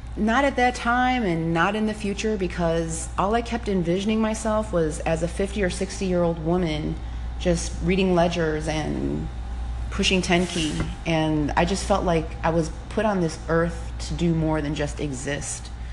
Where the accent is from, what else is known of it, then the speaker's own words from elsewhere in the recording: Cicero, Illinois, United States; I grew up in Cicero, uh, which was a tough neighborhood